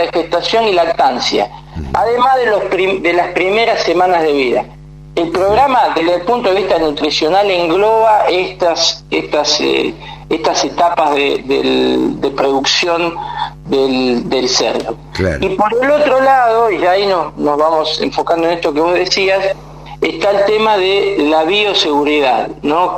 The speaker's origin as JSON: {"language": "Spanish", "town": "Morón", "region": "Buenos Aires Province", "country": "Argentina", "tie": "born or raised there", "said": "yo soy de, toda la vida de zona oeste, eh, de, Morón"}